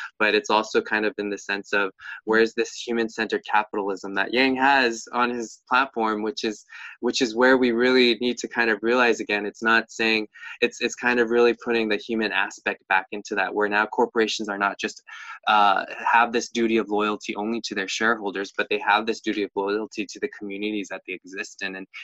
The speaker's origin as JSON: {"language": "English", "country": "United States", "said": "we as the American people"}